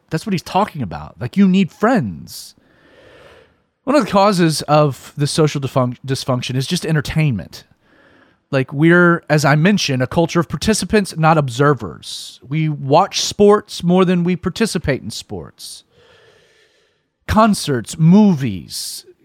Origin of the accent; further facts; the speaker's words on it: Atlanta, Georgia, United States; the reason that I don't I don't have like that stereotypical southern twang, that drawl, um, is that I grew up in Atlanta, and Atlanta is incredibly transient